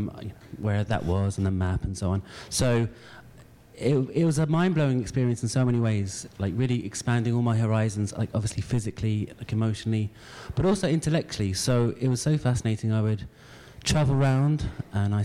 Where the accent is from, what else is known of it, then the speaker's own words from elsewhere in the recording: London, United Kingdom; I grew up in London